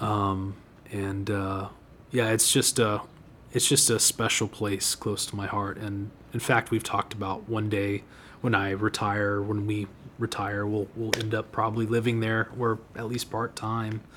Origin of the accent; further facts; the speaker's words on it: Austin, Texas, United States; also born or lived in Dripping Springs, Texas; born and raised uh, in Austin and around Austin. I, I went to high school and, and, school in Dripping Springs, Texas. So Central Texas native